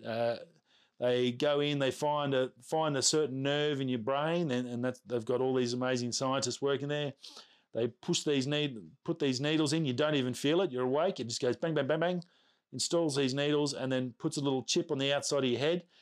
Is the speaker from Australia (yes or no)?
yes; Australia; accent: Australian; Being an Australian, our accents, from what I understand, are very hard to understand